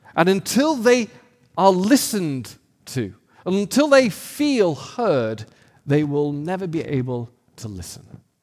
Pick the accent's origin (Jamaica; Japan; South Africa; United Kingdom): United Kingdom; now in United States; I'm an American, but a new one. And so I've got this cultural British thing going on